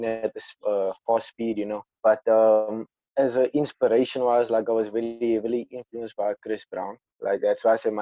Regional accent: Cape Town, Western Cape, South Africa; I'm from Athlone, Bridgetown

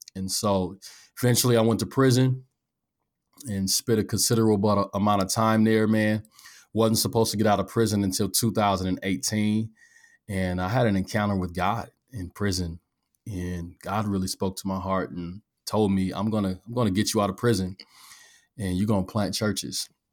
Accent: Omaha, Nebraska, United States; I'm from North Omaha

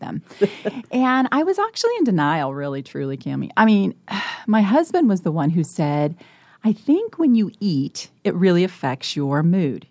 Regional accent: Colorado, United States; now in Nebraska, United States; I was born and raised in Colorado.

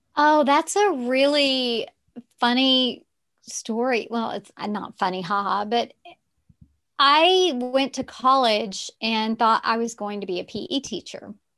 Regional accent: Texarkana, United States; accent: Southern; also born or lived in Arkansas; I grew up in the South, in Texarkana, which is on the border of Texas and Arkansas

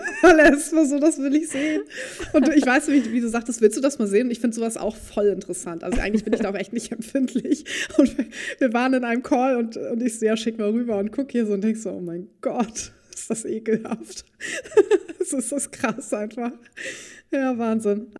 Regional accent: Dithmarschen, near Heide, Schleswig-Holstein, Germany; ich bin ja auch auf dem Hof groß geworden, in der Nähe von, oder in Dithmarschen, in der Nähe von Heide

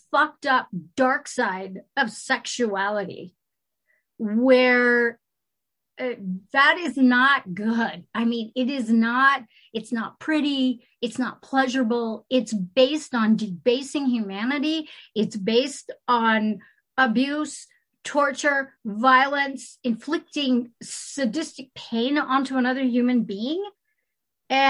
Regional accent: California, United States; moved away; also born or lived in Marin County; I come from California.

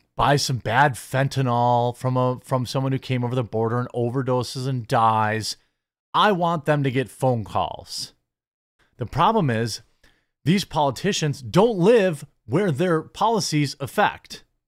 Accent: United States; I was born in America

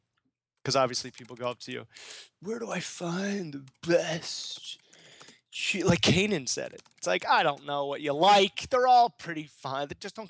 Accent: Philadelphia, Pennsylvania, United States; moved away; people go, oh, where are you from? Philadelphia area. So I say area.

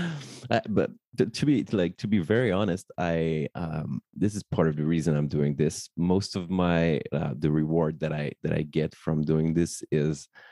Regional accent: Paris, Île-de-France, France; professional ceremony officiant based in my hometown Paris

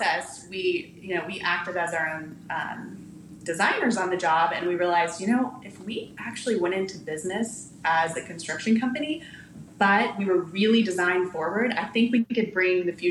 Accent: Texas, United States; I'm a born and raised Texan.

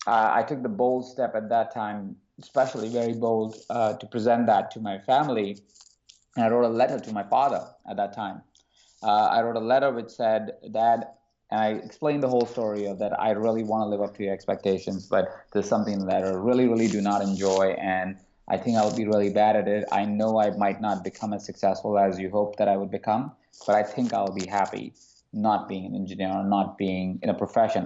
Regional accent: Jaipur, Rajasthan, India; I was born in a small city called Jaipur in India. And as I grew up in that small town

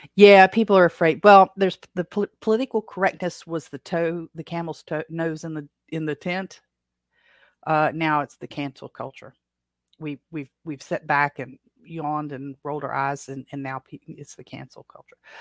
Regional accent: Appalachia, United States; accent: Appalachian; Appalachia is my native language. U S English is my second language

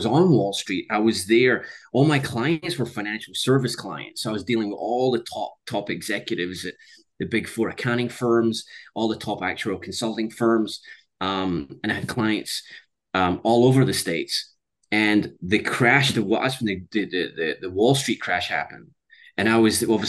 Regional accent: Scotland, United Kingdom; I was born in Scotland. I went to school in Scotland. But I've lived in 9 countries around the world.

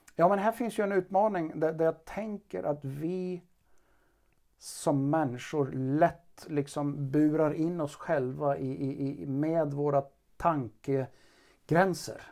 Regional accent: Karlstad, Värmland, Sweden; vi kommer båda från Karlstad

